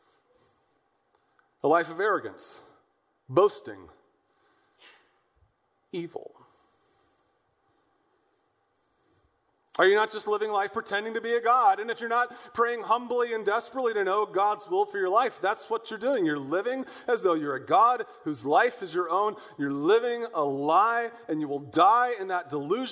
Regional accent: West County, Missouri, United States; now in St. Louis, United States; I grew up out in West County

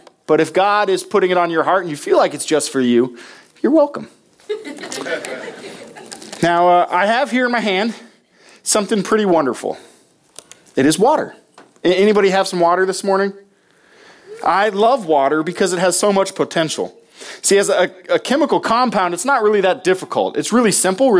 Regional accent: Nebraska, United States; moved away; my home state of Nebraska

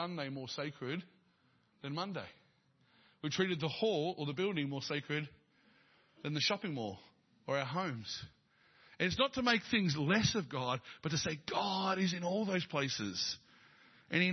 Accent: Dandenong, Victoria, Australia; I was born in Dandenong

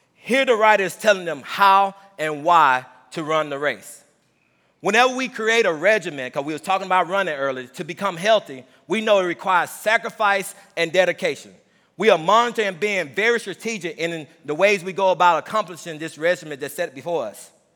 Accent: Mississippi, United States; moved away as an adult; also born or lived in Ellsbury; growing up in Mississippi, the twenty years

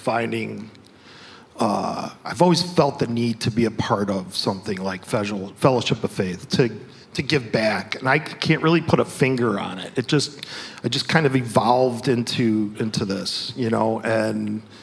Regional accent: Chicago, Illinois, United States; I grew up in Chicago, found Christ when I was 13

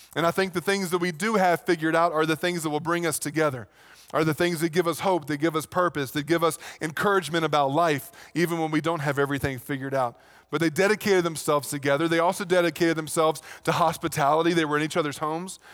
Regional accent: Virginia, United States; moved away; back in Virginia, that's pretty much what you did

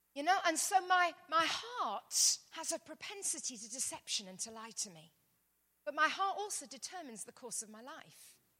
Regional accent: London, United Kingdom; I'm from London, England, as you can probably hear

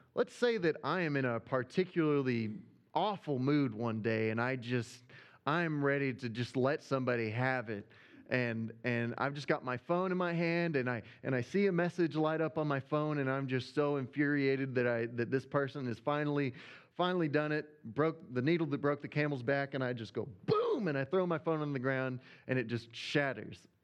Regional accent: Arkansas, United States; accent: Arkansas; my Arkansas accent

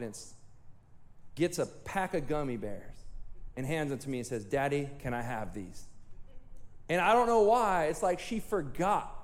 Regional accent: Chowchilla, California, United States; I'm from Chowchilla

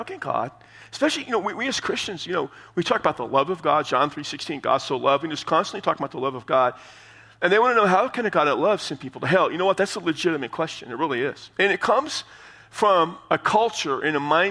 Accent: San Antonio, Texas, United States; San Antonio, my hometown

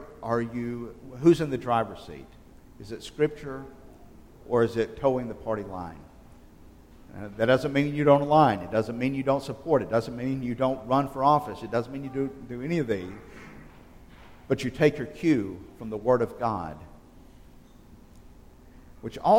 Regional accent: just outside of Selma, South Alabama, United States; growing up in South Alabama, just outside of Selma

